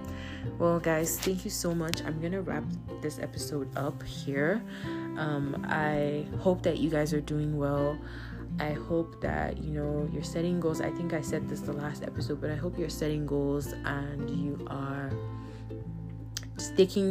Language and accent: English; Nigeria; as a Nigerian